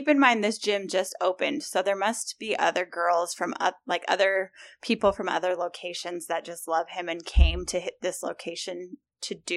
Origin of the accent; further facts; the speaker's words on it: Utah, United States; moved away; where I used to live growing up in Utah